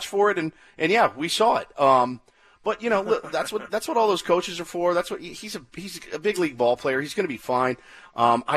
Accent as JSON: {"language": "English", "town": "Dallas", "region": "Texas", "country": "United States", "moved": "yes", "lives_now": "San Diego, United States", "said": "my background, I came from Dallas, Texas"}